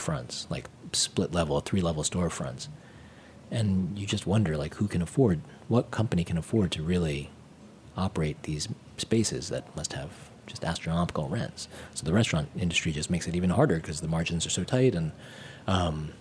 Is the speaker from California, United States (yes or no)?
no; New York City, New York, United States; also born or lived in Brooklyn, New York; I'm born in Manhattan. I grew up in Manhattan